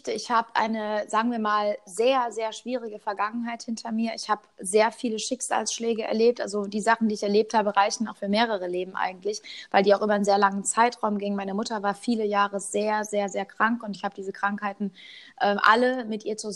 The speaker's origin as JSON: {"language": "German", "town": "Cologne", "region": "North Rhine-Westphalia", "country": "Germany", "said": "Ja, ich komme aus Köln. Ist jetzt nicht so die Stadt, wo man, sage ich mal, sagt, das ist the place to be."}